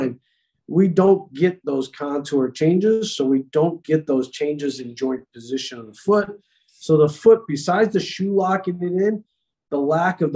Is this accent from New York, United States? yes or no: yes; New York, United States; growing up in New York in the wintertime, snowball fights